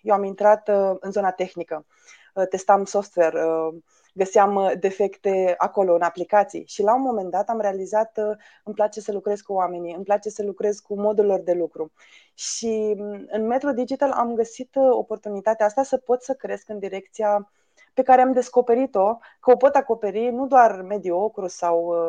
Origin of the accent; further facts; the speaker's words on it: Romania; am crescut în România